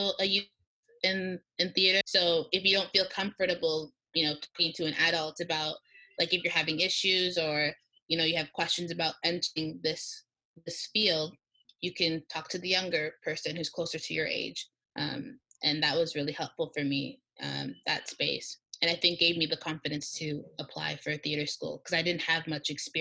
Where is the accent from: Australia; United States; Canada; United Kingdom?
Canada; Toronto, Ontario; moved away as an adult; now in Montreal, Canada; I grew up in Toronto